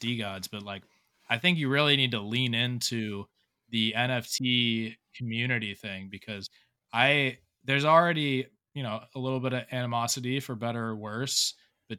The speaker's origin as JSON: {"language": "English", "region": "South Florida", "country": "United States", "also_born_or_lived": "Fort Lauderdale", "moved": "yes", "lives_now": "Charleston, United States", "said": "I'm in Charleston right now, but I'm originally from South Florida"}